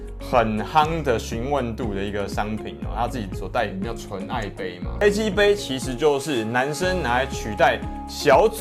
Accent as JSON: {"language": "Chinese", "country": "Taiwan", "said": "没有，我是台湾人哦，我不是台派哦。"}